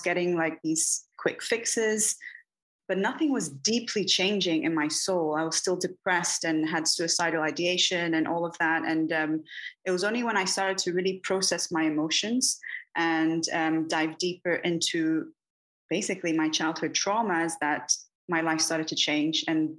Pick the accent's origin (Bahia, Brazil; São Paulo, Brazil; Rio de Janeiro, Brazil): Bahia, Brazil; I'm from Bahia, from the Northeast. I'm not on the coast. I'm not sure if you're familiar with that, but it's a very mystical, very magical, and filled with mysticism and occult.